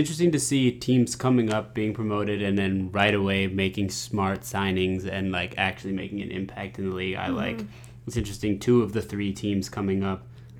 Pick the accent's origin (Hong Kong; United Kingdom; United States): United States